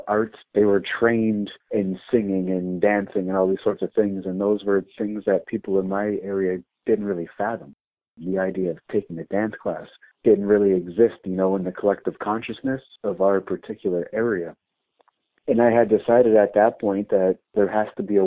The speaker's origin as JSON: {"language": "English", "town": "Windsor", "region": "Ontario", "country": "Canada", "tie": "born or raised there", "said": "my home neighborhood where I grew up in Sandwich Town"}